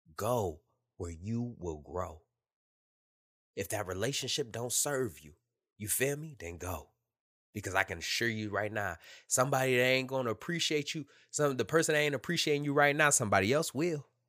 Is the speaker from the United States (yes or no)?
yes; Detroit, Michigan, United States; moved away as an adult; Born and raised in Detroit, Michigan